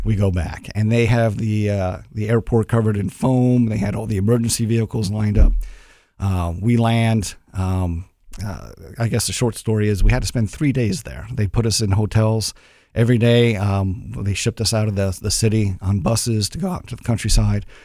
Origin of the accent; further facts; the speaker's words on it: Long Island, New York, United States; now in Columbus, Ohio, United States; I'm originally from New York.